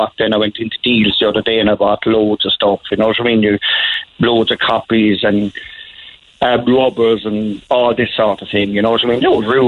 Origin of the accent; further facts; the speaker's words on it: Tipperary, Munster, Ireland; moved away; also born or lived in Blarney; We at home in Tipperary call a snail a shalikibuki